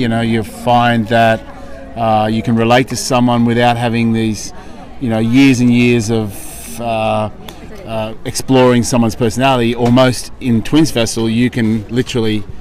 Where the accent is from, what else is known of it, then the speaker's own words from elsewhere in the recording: Australia; from Australia.